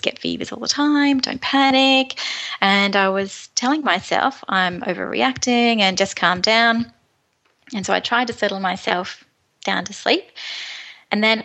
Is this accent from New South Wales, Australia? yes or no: yes; Moree, New South Wales, Australia; moved away; I'm from Moree in northwest New South Wales, and about 15 years ago I met my husband Tony, and it was love at first sight, and we moved back to my lovely hometown of Moree